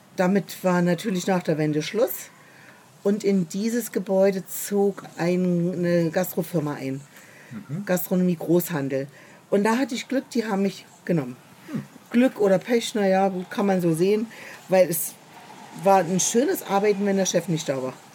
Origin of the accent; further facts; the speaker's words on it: Leipzig, Saxony, Germany; moved away as an adult; now in Berlin, Germany; ich bin ja in Leipzig geboren, habe dann noch zwei Jahre nach der Lehre in Leipzig gearbeitet